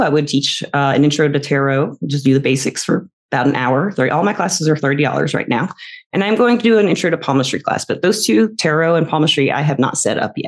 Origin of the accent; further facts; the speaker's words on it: the South, United States; I was raised in the South mostly